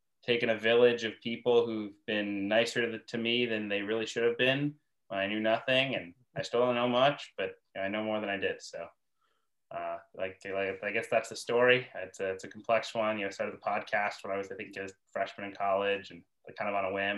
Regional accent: Albany, New York, United States; I'm from upstate New York. I'm from Albany, New York.

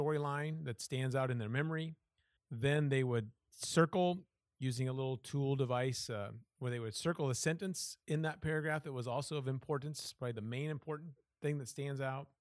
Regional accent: Iowa, United States; moved away as an adult; also born or lived in Washington / Southern California / Chicago area; I was born and raised in Iowa

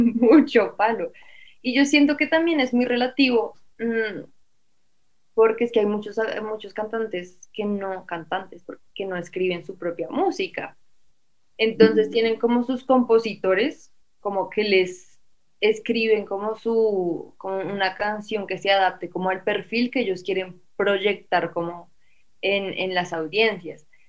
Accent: Colombia; Como uno como colombiano

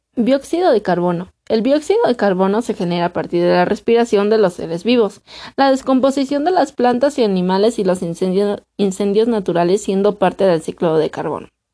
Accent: Mexico; actualmente en mi país tenemos escasez de agua, México

